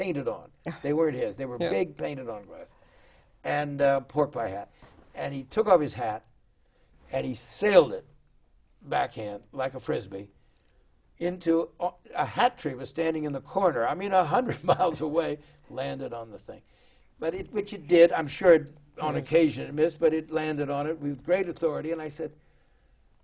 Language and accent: English; Los Angeles, California, United States; I was born and raised in Los Angeles